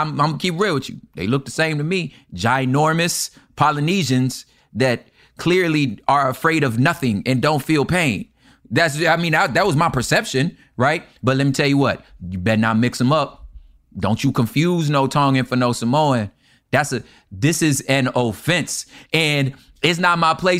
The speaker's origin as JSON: {"language": "English", "region": "California", "country": "United States", "said": "we're both from California"}